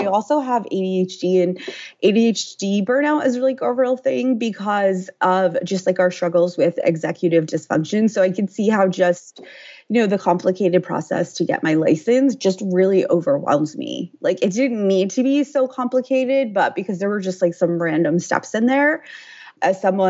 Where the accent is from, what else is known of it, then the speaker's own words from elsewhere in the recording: United States; I'm from the New Jersey, New York City area